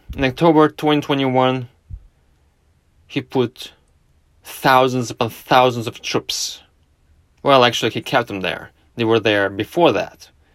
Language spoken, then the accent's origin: English; not far from Moscow, Moscow Oblast, Russia; moved away; I was born in Russia. I spent my formative years in Russia, not far from Moscow